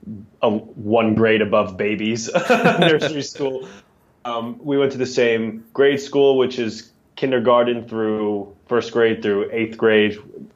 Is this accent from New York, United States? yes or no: yes; New York City, New York, United States; born or raised there